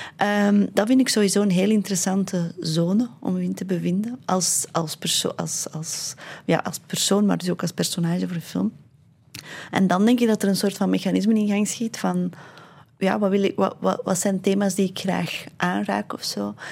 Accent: Londerzeel, Flanders, Belgium; het dorp waar ik ben opgegroeid

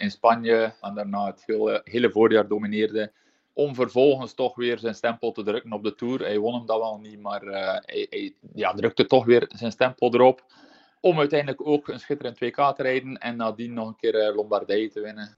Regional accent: Belgium; als Belg

